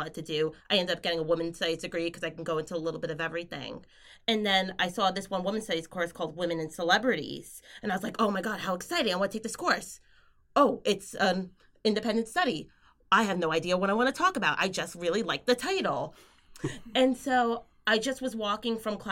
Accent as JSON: {"language": "English", "area": "Long Island", "region": "New York", "country": "United States", "tie": "born or raised there", "moved": "as an adult", "lives_now": "Dundee, United Kingdom", "said": "I was born and raised on Long Island"}